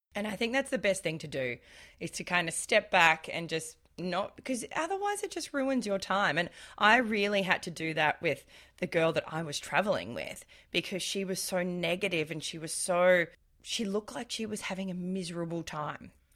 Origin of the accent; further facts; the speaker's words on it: Australia; I'm Australian